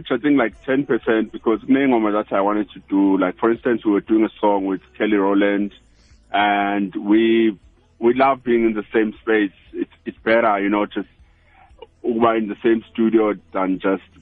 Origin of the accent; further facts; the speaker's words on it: South Africa; I'm from South Africa.